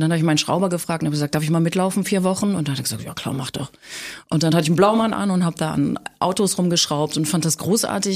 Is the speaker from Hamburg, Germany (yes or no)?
yes; Hamburg, Germany; moved away as an adult; also born or lived in Ulm; now in Berlin, Germany; Also ich bin in Hamburg groß geworden.